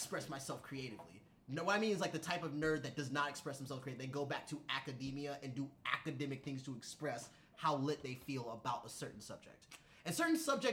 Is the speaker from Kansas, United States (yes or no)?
no; Virginia, United States; growing up in Virginia, a lot of American history